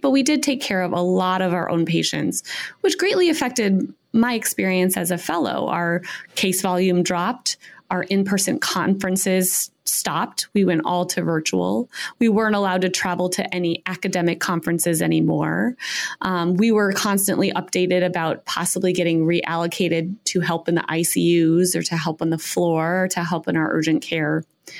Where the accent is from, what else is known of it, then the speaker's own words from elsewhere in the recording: Chicago, Illinois, United States; moved away as an adult; also born or lived in New York City; I hail from Chicago. I'm a Midwesterner through and through